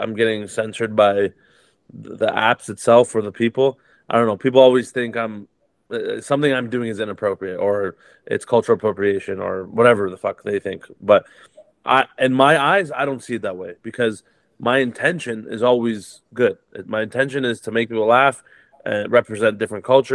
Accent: Toronto, Ontario, Canada; I grew up in Toronto, Canada, which is one of the most diverse cities in the world

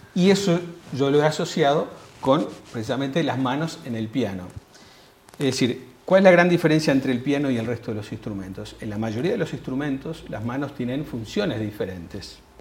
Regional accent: Uruguay; Yo como uruguayo

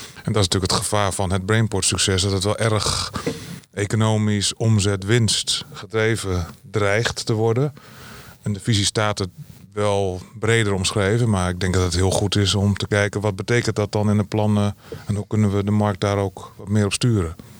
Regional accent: Groningen, Netherlands; Ik kom uit Groningen

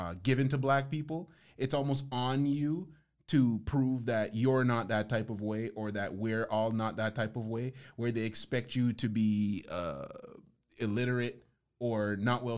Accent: Toronto, Ontario, Canada; Born and raised in Toronto

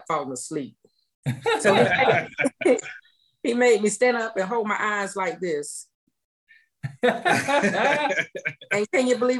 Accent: Lancaster, South Carolina, United States; I'm from a town called Lancaster, South Carolina. In between Columbia, South Carolina, and Charlotte, North Carolina.

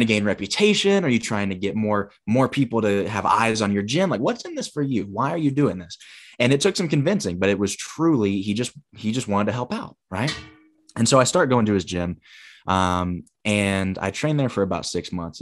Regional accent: Huntsville, Alabama, United States; moved away as an adult; also born or lived in Michigan; a different gym in my hometown of Huntsville

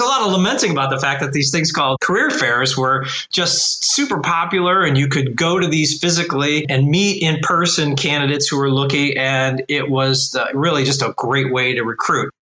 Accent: Cleveland, Ohio, United States; I've been born and raised in Cleveland, Ohio

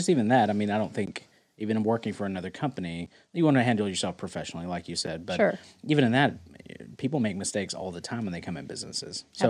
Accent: the South, United States; accent: southern twang; I could hear my southern twang come out.

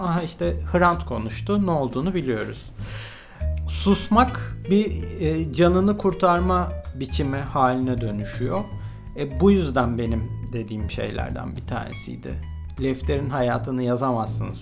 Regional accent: Turkey; ben de bir Türk olarak

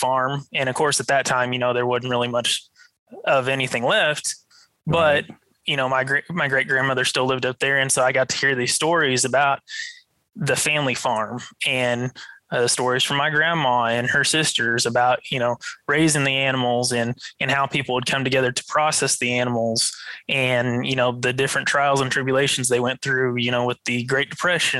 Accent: Canyon, Texas, United States; I grew up in Canyon, as you said. You know, I went to the high school there

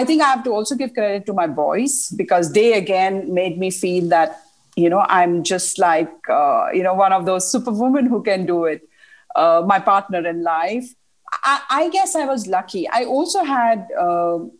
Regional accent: India; moved away; also born or lived in Middle East; we are from India

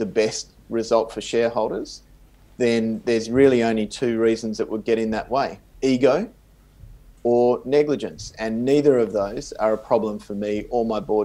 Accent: Perth, Western Australia, Australia; moved away; also born or lived in Swakopmund, Namibia; my hometown of Perth in Australia

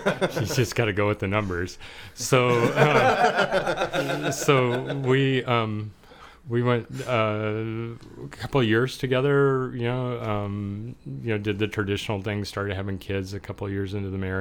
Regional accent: Orange County, California, United States; I grew up in Orange County

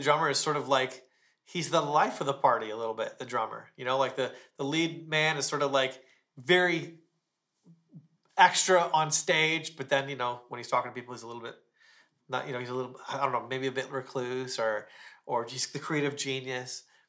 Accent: Ontario, Canada; now in Palm Springs, United States; I am a Canadian. I'm from Ontario, but I live here in Palm Springs at the moment.

